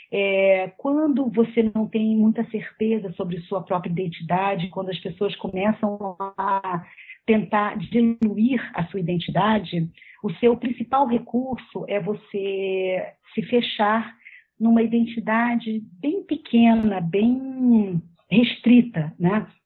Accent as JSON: {"language": "Portuguese", "region": "Rio de Janeiro", "country": "Brazil", "said": "Mas, por exemplo, eu sou carioca porque eu me identifico com uma certa forma de estar no mundo que diz respeito às pessoas que vivem no Rio de Janeir"}